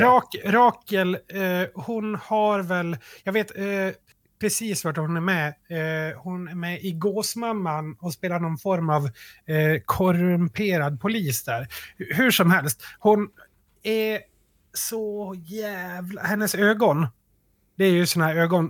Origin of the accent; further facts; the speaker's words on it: Sweden; vi som svenskar